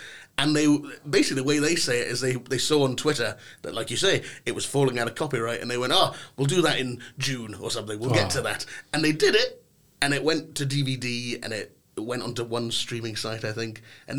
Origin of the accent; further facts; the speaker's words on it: Inverness, Scotland, United Kingdom; also born or lived in London / Glasgow; I do say I'm from Inverness, because it makes more sense sometimes, but it depends on who I'm talking to, the accent changes, you know, it might be more London, it might be more Inverness.